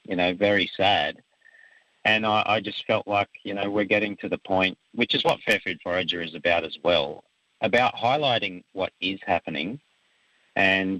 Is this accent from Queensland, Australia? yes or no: no; Wollongong, New South Wales, Australia; also born or lived in Southeast Asia; I grew up in Wollongong and I spent most of my life here